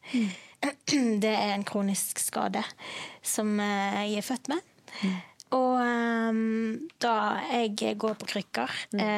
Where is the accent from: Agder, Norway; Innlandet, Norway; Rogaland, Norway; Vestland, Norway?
Vestland, Norway; Bergen; er fra Bergen.